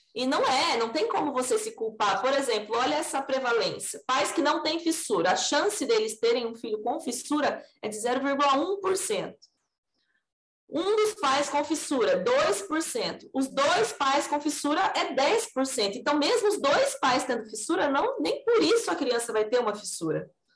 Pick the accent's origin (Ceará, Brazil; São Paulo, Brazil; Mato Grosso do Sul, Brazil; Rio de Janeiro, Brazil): São Paulo, Brazil; Assis; moved away as an adult; now in Bauru, Brazil; Originalmente eu sou de São Paulo, mas eu fui criada em Assis, então eu sou do estado de São Paulo mesmo